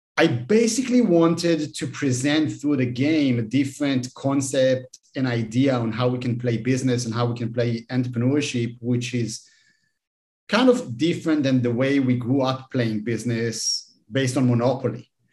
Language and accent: English; Israel; I'm, I'm from Israel